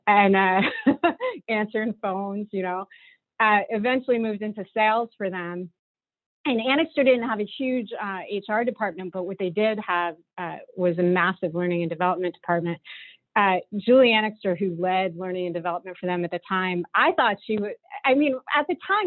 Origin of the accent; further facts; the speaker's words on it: Hopatcong, New Jersey, United States; moved away as an adult; also born or lived in Muncie, Indiana; I grew up in that area up in northern New Jersey, a small town called Hopatcong